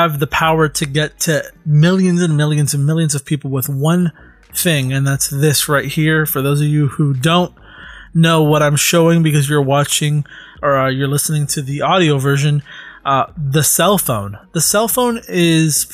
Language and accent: English; United States; I was born in America, but my parents are both Hispanic.